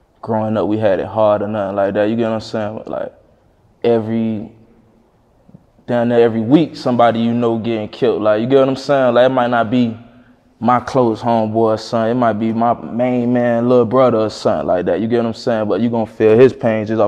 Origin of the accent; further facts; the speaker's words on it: Miami, Florida, United States; you could say I'm from Brown Sub